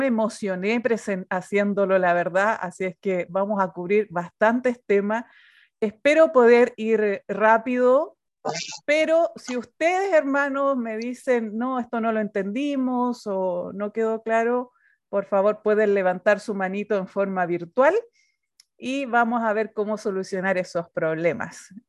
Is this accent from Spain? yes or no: no; Chile; Soy chilena. Eh, tenemos un acento un poco distinto a los demás países porque hablamos muy rápido, aunque yo estoy muy peruanizada porque soy misionera peruana